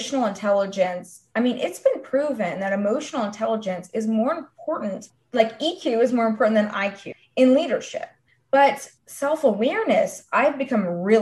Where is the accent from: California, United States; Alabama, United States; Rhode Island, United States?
Rhode Island, United States; I was born in Rhode Island